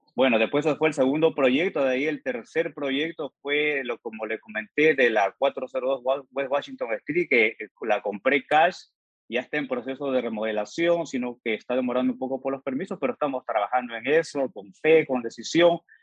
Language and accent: Spanish; Peru; now in Georgia, United States; soy originario de Perú